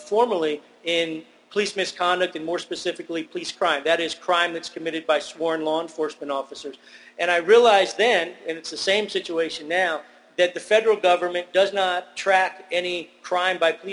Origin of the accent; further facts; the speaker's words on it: Northern Virginia, United States; I grew up in Northern Virginia, outside Washington, D.C.